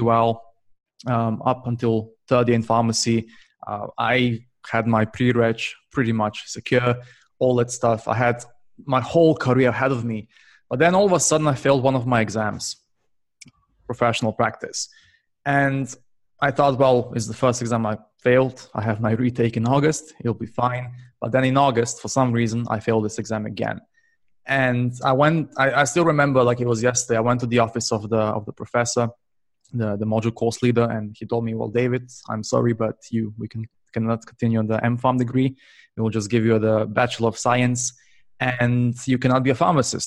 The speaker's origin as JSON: {"language": "English", "country": "Slovenia", "also_born_or_lived": "United Kingdom", "moved": "yes", "lives_now": "Barcelona, Spain", "said": "I'm currently based in Barcelona, but originally I'm from Slovenia"}